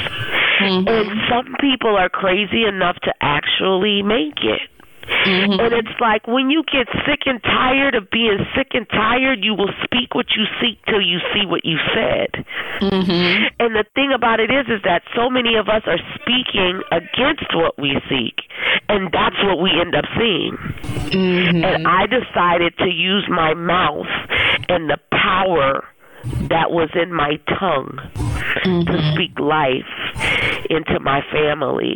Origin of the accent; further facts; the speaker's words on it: New Orleans, Louisiana, United States; moved away as an adult; now in Nashville, United States; I grew up in New Orleans